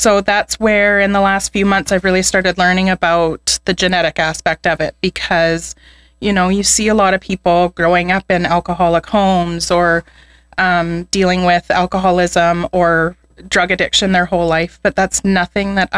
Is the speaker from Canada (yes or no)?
yes; Edmonton, Alberta, Canada; also born or lived in Spruce Grove; And I grew up in Edmonton. And when I was a young teenager, we moved to Spruce Grove